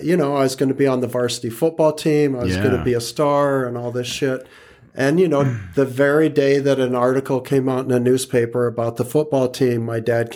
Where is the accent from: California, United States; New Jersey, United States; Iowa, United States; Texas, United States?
Iowa, United States; in Iowa.